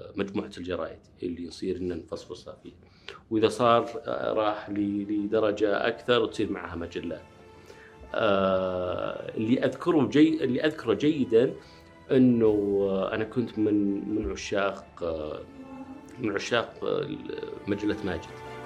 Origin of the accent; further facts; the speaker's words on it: Riyadh, Riyadh Province, Saudi Arabia; also born or lived in Nashville, United States / Wisconsin, United States; ولدت في الرياض في مستشفى الملك عبد العزيز